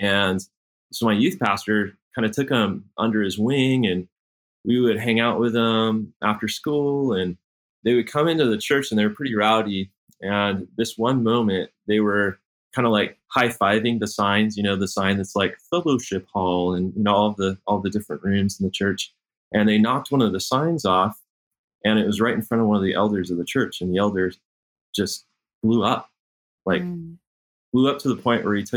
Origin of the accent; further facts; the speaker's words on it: Sacramento, California, United States; I grew up in Sacramento